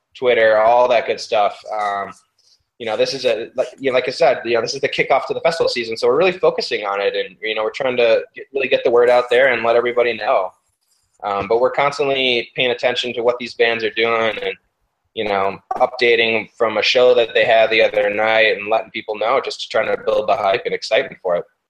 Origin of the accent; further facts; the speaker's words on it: Wisconsin, United States; moved away; I'm originally from Wisconsin